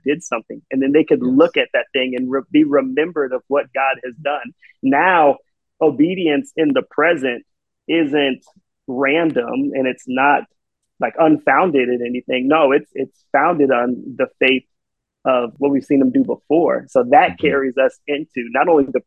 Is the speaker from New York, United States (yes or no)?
no; St. Petersburg, Florida, United States; I'm from St. Petersburg, right? It's in Tampa Bay